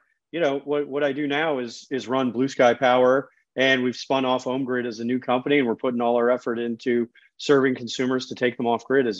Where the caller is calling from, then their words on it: Long Branch, New Jersey, United States; Well, right now I'm in Long Branch, New Jersey.